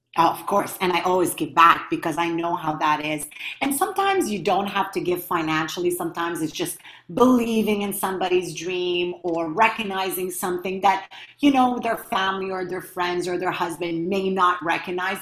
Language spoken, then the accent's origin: English; Montreal, Quebec, Canada; I come from Montreal, Canada